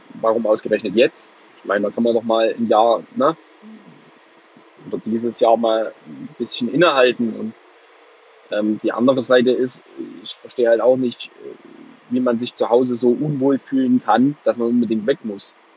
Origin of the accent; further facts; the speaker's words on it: Plauen, Saxony, Germany; moved away as an adult; now in Heilbronn, Germany; ich bin gebürtiger Vogtländer, aber ich lebe hier seit zehn Jahren nicht mehr